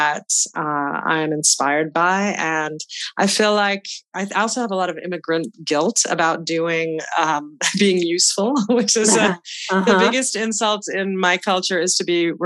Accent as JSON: {"language": "English", "town": "Boston", "region": "Massachusetts", "country": "United States", "tie": "born or raised there", "said": "I grew up in the Boston area, and my parents migrated from India in the 1960s."}